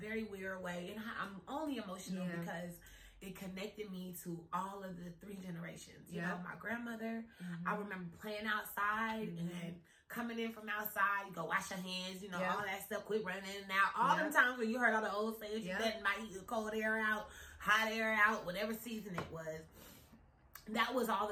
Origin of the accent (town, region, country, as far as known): near Wichita, Kansas, United States; born or raised there; now in North Hollywood, United States